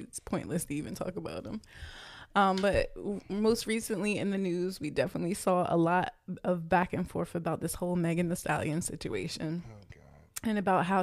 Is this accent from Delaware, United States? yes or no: yes; Delaware, United States; I'm from Delaware